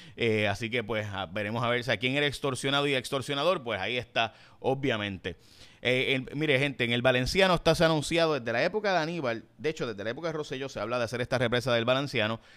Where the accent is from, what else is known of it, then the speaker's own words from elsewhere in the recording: San Lorenzo, Puerto Rico; mi pueblo en San Lorenzo